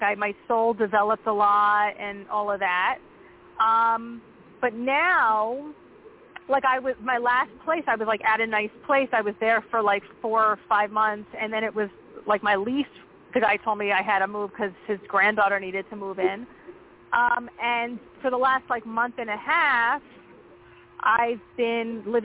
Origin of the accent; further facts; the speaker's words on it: New Jersey, United States; now in Pennsylvania, United States; I grew up in Jersey, right outside New York City